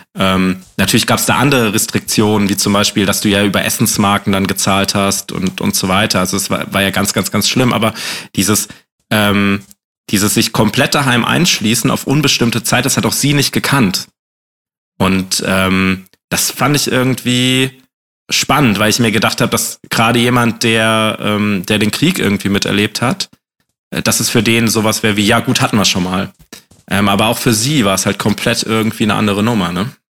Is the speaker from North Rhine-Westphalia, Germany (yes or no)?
no; Bad Dürkheim, Rhineland-Palatinate, Germany; now in Baden-Württemberg, Germany; in Bad Dürkheim bin ich groß geworden